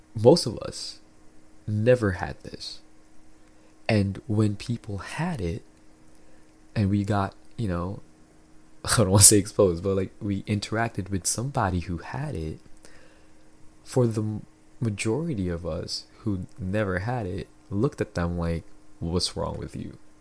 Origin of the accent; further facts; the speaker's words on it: Philippines; now in Canada; I grew up in the Philippines